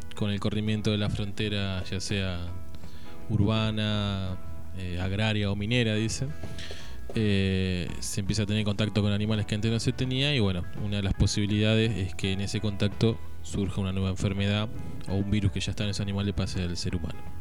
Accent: Argentina

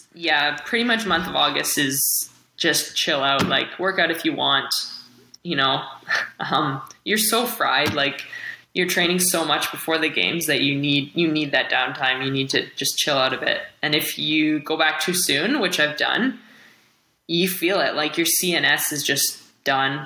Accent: Kamloops, British Columbia, Canada; Kamloops, so a little more interior, smaller town

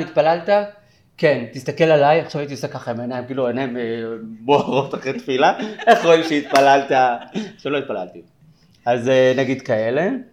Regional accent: Bat Yam, Tel Aviv District, Israel; also born or lived in Jaffa; now in Tel Aviv, Israel; גדלתי ביפו, אה, נולדתי ביפו וגדלתי בבת ים

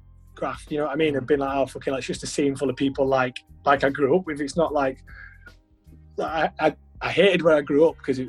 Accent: Halifax, Yorkshire and the Humber, United Kingdom; I'm from Halifax

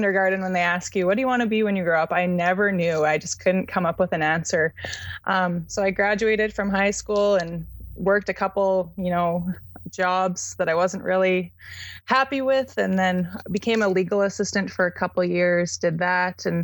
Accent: Canada; I'm from Canada

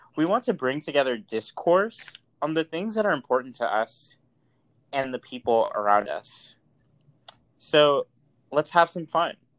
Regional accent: Mount Vernon, New York, United States; now in San Francisco, United States; I grew up in Money Vernon, Mount Vernon, New York.

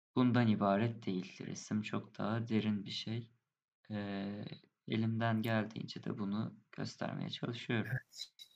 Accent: Izmir, Turkey; İzmir'de doğdum. İzmir'de büyüyorum.

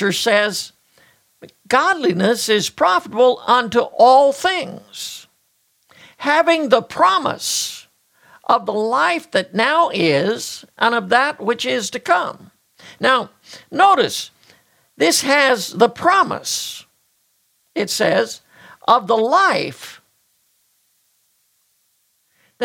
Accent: United States; as an American

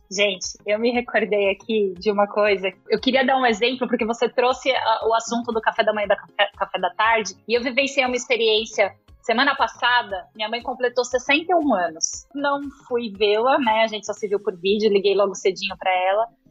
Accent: São Paulo, Brazil; Eu sou de família italiana, sou lá da Moca, meu. Aqui em São Paulo.

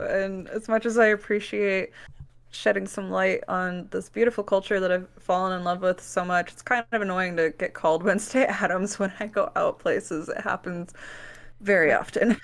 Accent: Wisconsin, United States; now in Kansas City, United States; I was born on the Organic Valley Farm, actually, in Wisconsin

